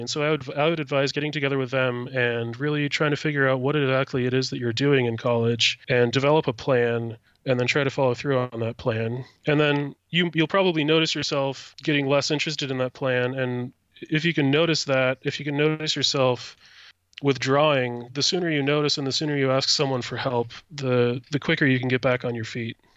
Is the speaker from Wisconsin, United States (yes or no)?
yes; Platteville, Wisconsin, United States; moved away as an adult; now in Madison, United States; I grew up in Platteville and went to college in Platteville as well.